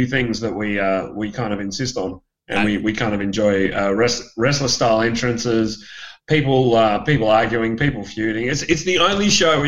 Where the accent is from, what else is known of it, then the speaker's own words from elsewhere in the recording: Perth, Western Australia, Australia; Perth, which is my hometown